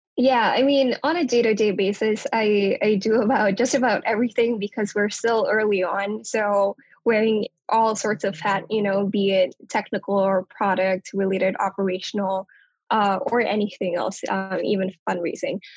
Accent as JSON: {"language": "English", "town": "Kathmandu", "region": "Bagmati", "country": "Nepal", "tie": "born or raised there", "moved": "yes", "lives_now": "United States", "said": "I was actually born and raised in Kathmandu, Nepal, on the other side of the world"}